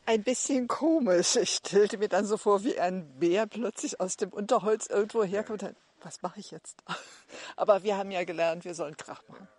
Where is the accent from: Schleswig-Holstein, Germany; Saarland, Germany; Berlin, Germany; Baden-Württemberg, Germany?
Berlin, Germany; Wir kommen aus Berlin.